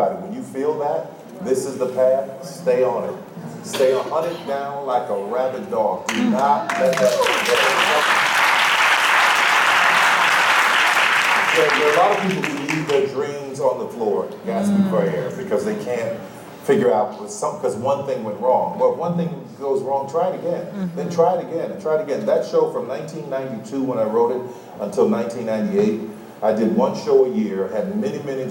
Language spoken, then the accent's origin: English; New Orleans, Louisiana, United States; I'm from New Orleans